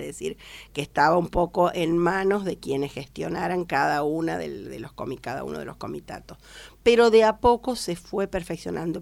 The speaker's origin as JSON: {"language": "Spanish", "town": "Rufino", "region": "Santa Fe", "country": "Argentina", "tie": "born or raised there", "moved": "as an adult", "lives_now": "Villa Mercedes, Argentina", "said": "vengo de la provincia de Santa Fe y yo había estudiado en una Dante Ligieri, dependiente de la Dante de Ligieri de Rosario, eh, soy de Rufino"}